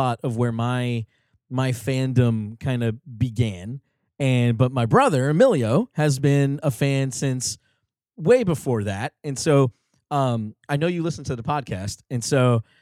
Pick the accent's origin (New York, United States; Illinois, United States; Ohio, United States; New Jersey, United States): New Jersey, United States; we grew up in New Jersey